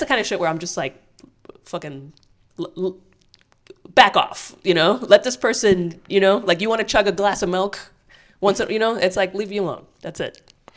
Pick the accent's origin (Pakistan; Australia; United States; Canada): United States; I'm an American